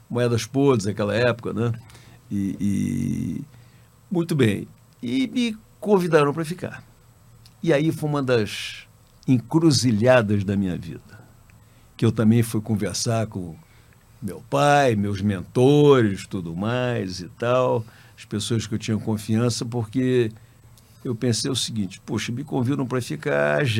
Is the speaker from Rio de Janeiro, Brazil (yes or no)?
yes; Rio de Janeiro, Brazil; É, eu sou carioca, a, ah, a minha família é do Espírito Santo, família do meu pai e da minha mãe. E, mas eu nasci no Rio, é, me criei no Rio